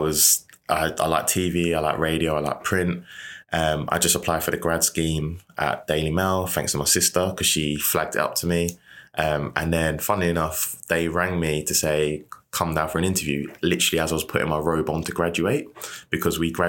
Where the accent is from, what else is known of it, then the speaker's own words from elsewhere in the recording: Rochester, South East England, United Kingdom; I grew up in Kent, Medway. So Rochester.